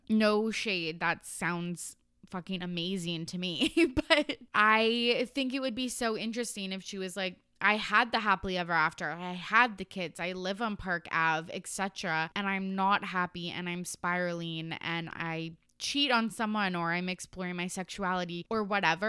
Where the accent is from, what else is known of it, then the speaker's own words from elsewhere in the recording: Canada; the Canadian that I am